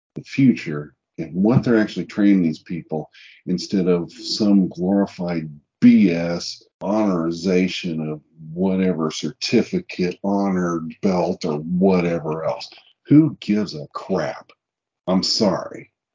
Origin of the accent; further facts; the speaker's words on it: Kansas City, United States; I'm from Kansas City